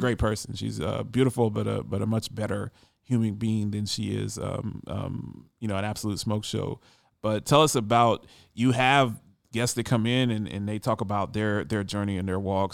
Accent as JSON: {"language": "English", "region": "Ohio", "country": "United States", "said": "a fellow Buckeye"}